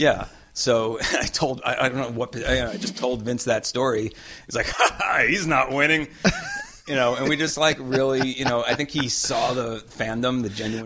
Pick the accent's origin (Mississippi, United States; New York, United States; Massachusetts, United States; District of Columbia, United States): New York, United States; moved away as an adult; also born or lived in Los Angeles; I wanted to come back to New York because I am from New York